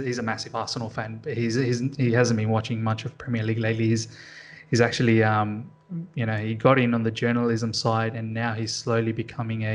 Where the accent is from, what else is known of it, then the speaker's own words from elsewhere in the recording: Sydney, New South Wales, Australia; I want to support probably Sydney FC, because that's my hometown